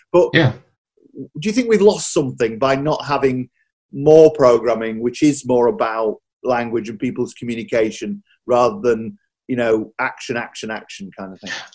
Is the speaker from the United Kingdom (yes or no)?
yes; Yorkshire and the Humber, United Kingdom; I grew up in Yorkshire